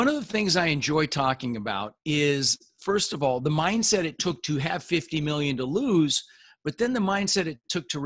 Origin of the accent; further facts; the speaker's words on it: Denver, Colorado, United States; also born or lived in Netherlands; we ended up in Denver, Colorado